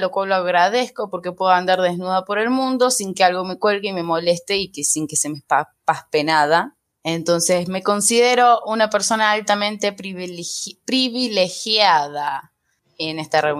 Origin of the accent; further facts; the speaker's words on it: Córdoba, Argentina; soy cordobesa.